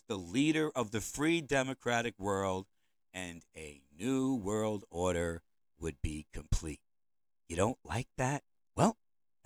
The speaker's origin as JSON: {"language": "English", "town": "New York City", "region": "New York", "country": "United States", "tie": "born or raised there", "said": "I was born and raised in New York City, and I know no other land."}